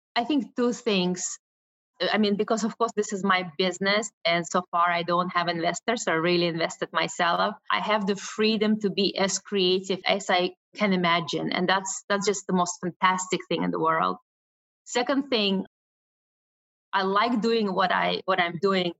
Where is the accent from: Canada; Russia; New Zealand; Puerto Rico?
Russia; moved away; I was born in Russia, and as a Russian Jew